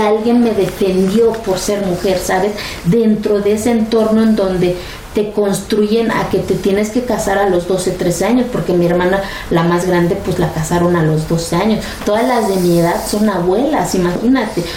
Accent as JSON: {"language": "Spanish", "country": "Mexico", "said": "soy tan mexicana como cualquier otro"}